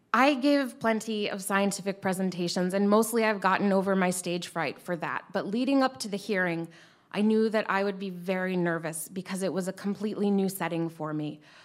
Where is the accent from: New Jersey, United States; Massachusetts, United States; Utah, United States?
Massachusetts, United States; also born or lived in Harpswell, Maine / Topsham, Maine; now in Maine, United States; even though I grew up in Massachusetts, my ancestors are historically from Harpswell and Topsom.